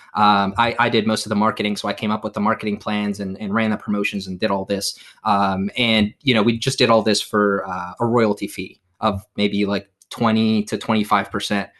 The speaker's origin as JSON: {"language": "English", "country": "Morocco", "moved": "yes", "lives_now": "United States", "said": "my home country of, of Morocco"}